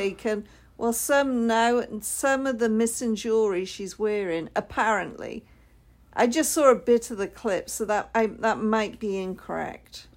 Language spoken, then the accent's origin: English; United Kingdom; I'm the Brit